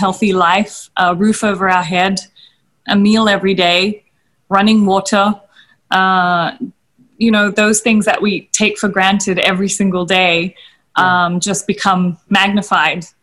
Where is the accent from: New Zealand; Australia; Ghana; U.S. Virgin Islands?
Australia; moved away as an adult; now in India; when I was in Australia, I didn't really maybe acknowledge the fact that I was Indian so much because I was raised in such a Western community